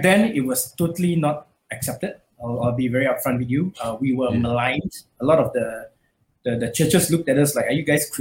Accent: Malaysia; I grew up in Malaysia

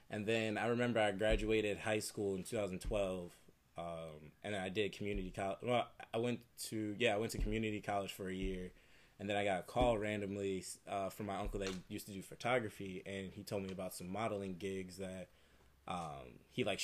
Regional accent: 45 minutes from Detroit, Michigan, United States; now in California, United States; to be more specific, like 45 minutes from from Detroit.

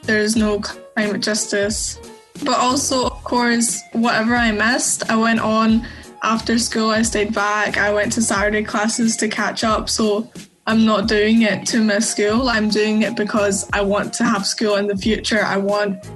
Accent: Glasgow, Scotland, United Kingdom; I'm from Glasgow

